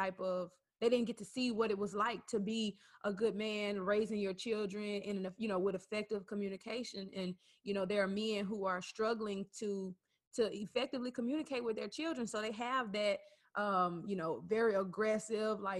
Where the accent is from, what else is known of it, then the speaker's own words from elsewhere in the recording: Arkansas, United States; I'm from Arkansas.